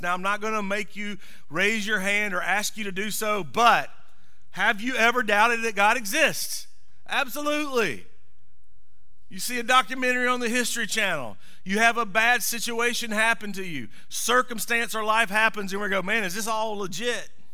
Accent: Monroe, Georgia, United States; I grew up in Monroe, not pronounced Monroe, but M U R M U N R O W, Monroe.

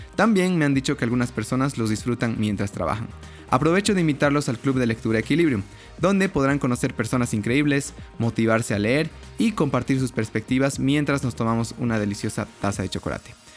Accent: Bolivia; soy de Bolivia

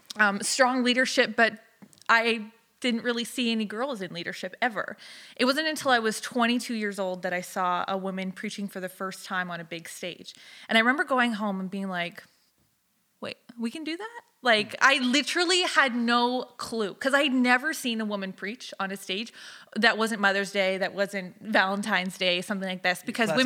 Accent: Alberta, Canada; also born or lived in Southern United States; I moved every 2 years till I was 15. So I was raised in Alberta and the Southern United States for the most part.

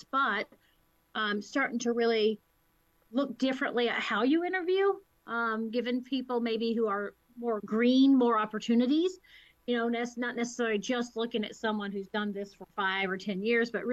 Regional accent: Winston-Salem, North Carolina, United States; moved away as an adult; also born or lived in Virginia / New York; now in Seneca Falls, United States; I'm actually originally from North Carolina

